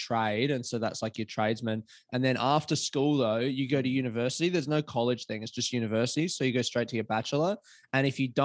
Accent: Adelaide, South Australia, Australia; now in Melbourne, Australia; I live in Melbourne, but I grew up in Adelaide.

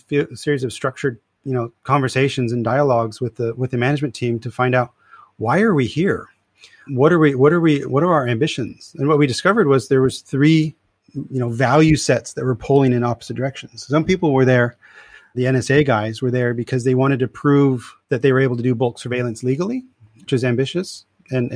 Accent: California, United States; moved away as an adult; also born or lived in Europe; I'm originally from California

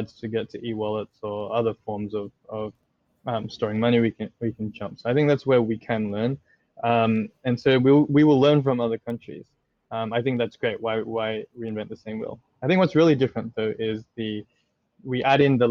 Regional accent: Australia; also born or lived in Indonesia; I'm Australian

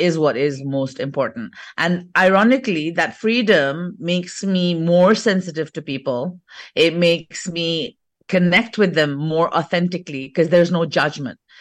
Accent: England, United Kingdom; moved away as an adult; now in India; I'm actually born and brought up in England, fourth generation British.

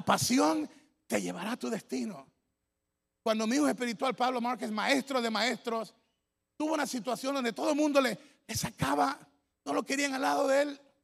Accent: Ecuador; mi tierra, Ecuador

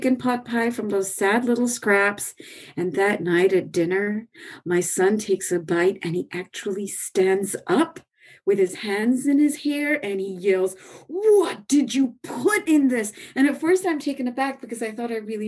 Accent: India; now in United States; I'm Indian

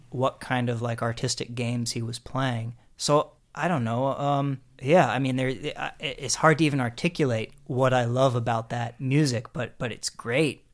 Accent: Harrisburg, Pennsylvania, United States; also born or lived in suburbs of Philadelphia; I grew up in Harrisburg, Pennsylvania

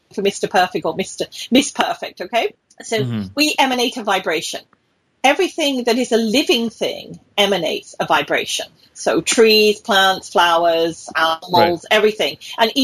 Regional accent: United Kingdom; moved away as an adult; also born or lived in British Columbia, Canada; now in Ontario, Canada; I'm British

